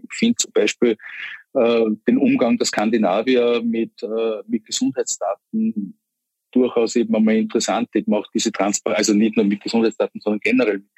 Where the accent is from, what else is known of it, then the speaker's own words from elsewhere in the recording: Vienna, Austria; die Deutschen sagen wir Kiez, bei uns in Wien würde man sagen das Kretzel